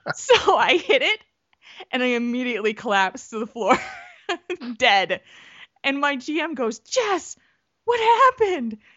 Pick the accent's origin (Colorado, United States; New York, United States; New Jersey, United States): New Jersey, United States; now in Middleton, United States; where I grew up in New Jersey